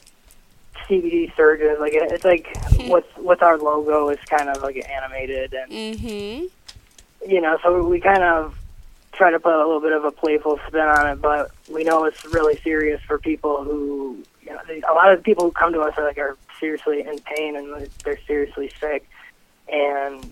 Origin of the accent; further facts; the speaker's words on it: Mount Clemens, Michigan, United States; we're from Mount Clemens, Michigan